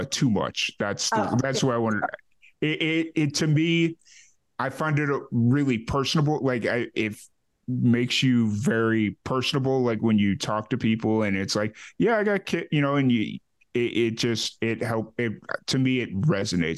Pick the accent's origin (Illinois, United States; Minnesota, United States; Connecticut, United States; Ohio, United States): Illinois, United States; Chicago; moved away as an adult; also born or lived in Kentucky / New Mexico / Florida; now in Central Texas, United States; I grew up in Chicago